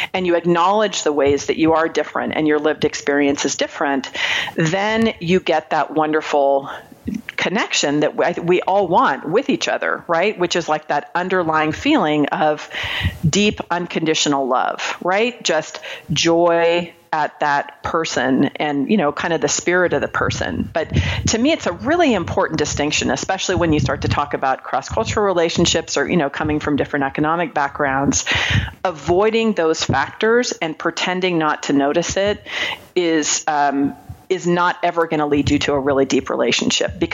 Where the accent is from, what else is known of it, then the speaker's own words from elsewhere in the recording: Marin County, California, United States; I grew up in Marin County, California.